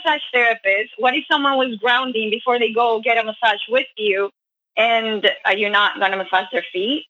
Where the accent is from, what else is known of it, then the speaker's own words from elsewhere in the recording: Colombia; now in Canada; I'm a girl from Colombia that moved to Canada looking for a better life, you know, better money.